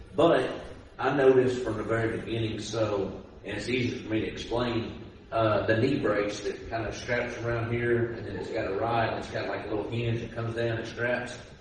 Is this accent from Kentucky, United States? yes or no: yes; Owensboro, Kentucky, United States; my hometown